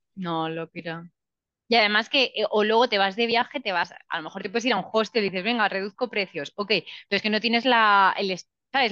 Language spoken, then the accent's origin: Spanish; Spain; now in Argentina; Me siento española